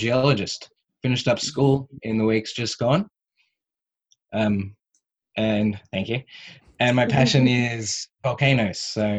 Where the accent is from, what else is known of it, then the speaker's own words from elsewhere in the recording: Melbourne, Victoria, Australia; moved away as an adult; also born or lived in New York; now in Hawaii, United States; I'm from Cheltenham myself originally.